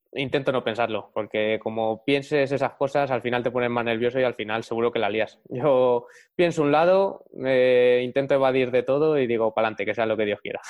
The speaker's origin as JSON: {"language": "Spanish", "town": "Madrid", "region": "Community of Madrid", "country": "Spain", "said": "yo soy de Madrid"}